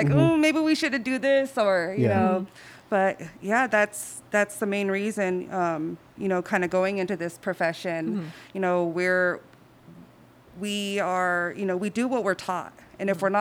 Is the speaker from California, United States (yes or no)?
yes; San Diego, California, United States; I grew up in Barrio Logan